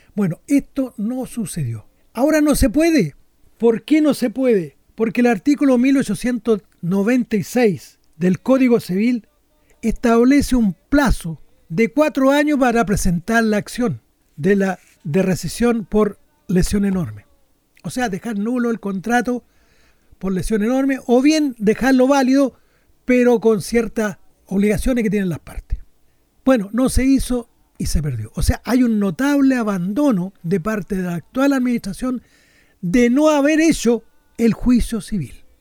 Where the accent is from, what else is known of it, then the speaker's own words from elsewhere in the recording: Chile; como los chilenos somos tan quisquillosos